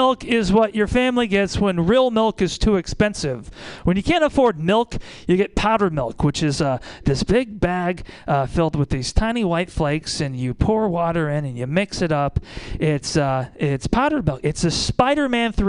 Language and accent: English; Iowa, United States; moved away as an adult; also born or lived in Milwaukee, Wisconsin; now in Kentucky, United States; I'm from Iowa. I grew up very poor